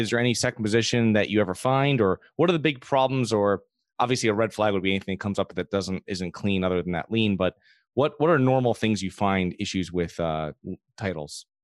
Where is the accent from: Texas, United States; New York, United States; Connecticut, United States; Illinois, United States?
Connecticut, United States; I'm from Connecticut